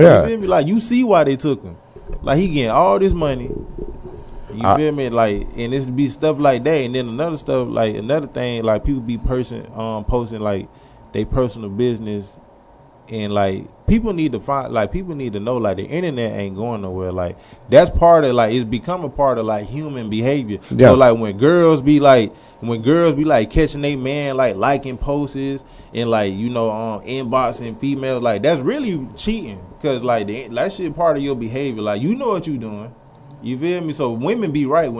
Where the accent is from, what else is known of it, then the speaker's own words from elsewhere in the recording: St. Petersburg, Florida, United States; I'm from St. Petersburg, Florida.